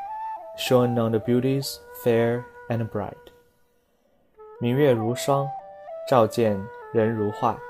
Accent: Hubei, China; now in Germany; 现在在德国为大家送上中秋节的祝福，祝福湖北的老乡

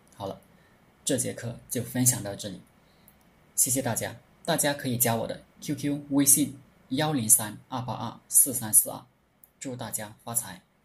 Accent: China; 我们中国人总是好面子，而且非常含蓄

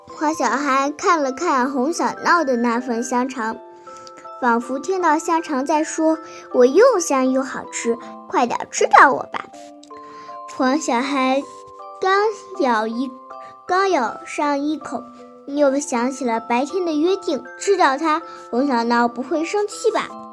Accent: Binzhou, Shandong, China; 今年八岁了。我来自山东省滨中市珏名县

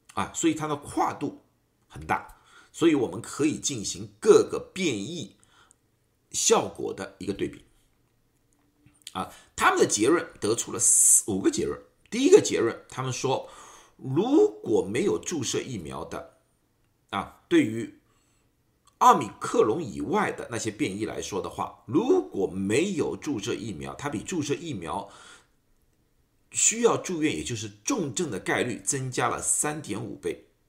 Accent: Shanghai, China; moved away as an adult; now in United States; 大家知道我是上海人

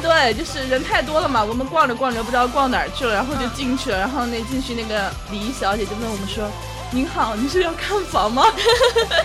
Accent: Sichuan, China; 我家乡不是，不是四川的嘛

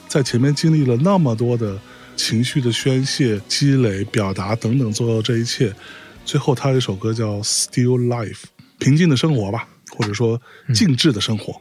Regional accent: Lianyungang, Jiangsu, China; moved away; also born or lived in Beijing; 我成长的那个小城市是林荫港

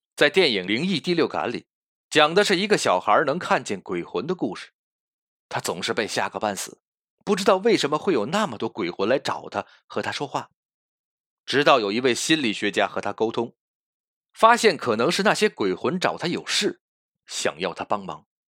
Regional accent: China; 我们中国人缅怀逝去的亲人祭奠祖先的日子

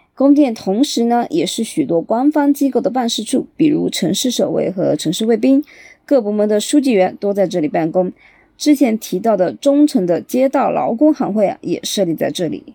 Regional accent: Chengdu, Sichuan, China; accent: Chengdu dialect; 咱们成都话

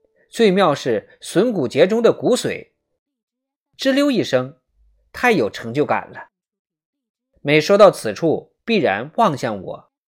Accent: Wuhan, Hubei, China; 作为一个武汉人，一个正宗的武汉人，

